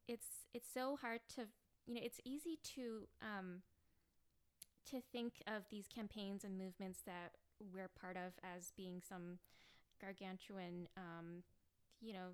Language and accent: English; Chicago, Illinois, United States; moved away as an adult; also born or lived in Vietnam; now in Los Angeles, United States; I came to the U.S. when I was 3. I lived in the suburbs of Chicago